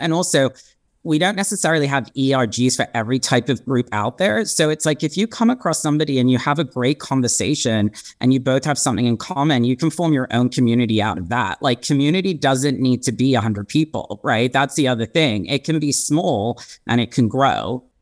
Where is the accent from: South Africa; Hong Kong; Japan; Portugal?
Hong Kong; now in Los Angeles, United States; I'm half British, half Swiss, and I was born and raised in Hong Kong.